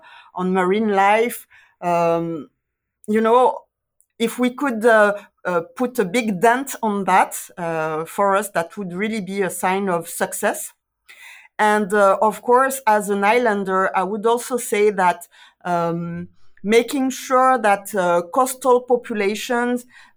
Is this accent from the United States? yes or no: no; Guadeloupe; I'm from Guadeloupe